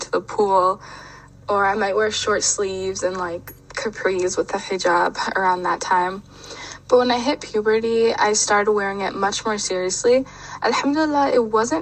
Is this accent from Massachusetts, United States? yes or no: no; Michigan, United States; My mom is American and my dad is Nigerian, but for the most part, I was raised in the United States in Michigan